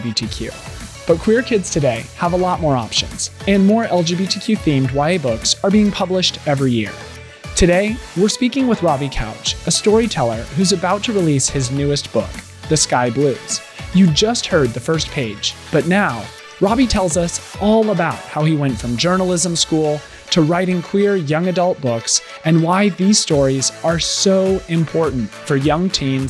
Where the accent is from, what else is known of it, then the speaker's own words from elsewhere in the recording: Rimrock, Arizona, United States; growing up in Rimrock, Arizona